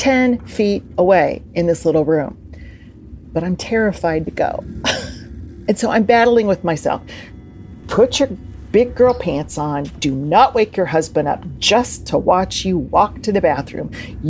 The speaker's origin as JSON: {"language": "English", "town": "Springfield", "region": "Illinois", "country": "United States", "said": "I'm from Springfield, Illinois, and I think the states are less accepting of paranormal phenomena, all right?"}